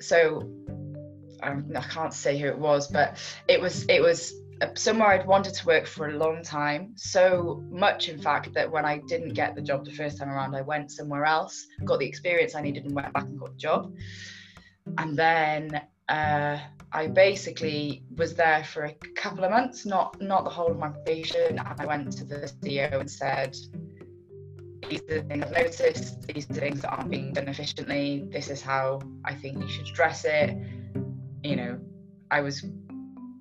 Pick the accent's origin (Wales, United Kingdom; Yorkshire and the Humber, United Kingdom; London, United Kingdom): Wales, United Kingdom; North; moved away as an adult; also born or lived in Cardiff; I could see Talacra Beach from my bedroom window when I was growing up, but I was in the hills in a little village